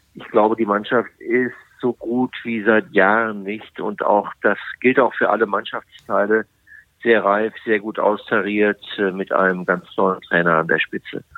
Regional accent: Bielefeld, North Rhine-Westphalia, Germany; now in Frankfurt, Germany; da ich ja in Bielefeld groß geworden bin. Und, äh, dass Bielefeld nach wie vor, obwohl ich schon so lange in Frankfurt lebe, als meine Heimatstadt bezeichne

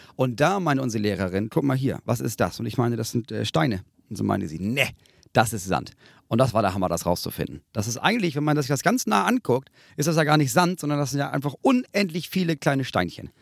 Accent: Northern Germany, Germany; ich bin aufgewachsen in der Nähe vom Strand

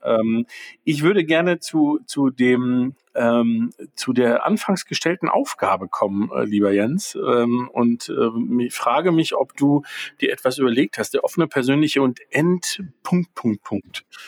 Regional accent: Germany; bei uns in Deutschland

